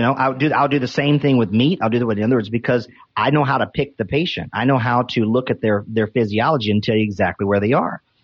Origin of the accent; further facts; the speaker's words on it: North Carolina, United States; I'm from North Carolina